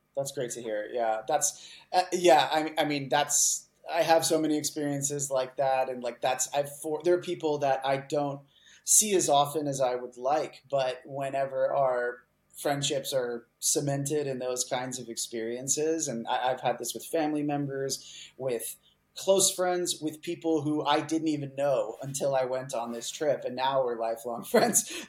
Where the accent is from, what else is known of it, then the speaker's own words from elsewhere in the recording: Houston, Texas, United States; also born or lived in Colorado; now in Seattle, United States; I grew up mostly in Texas, in Houston, Texas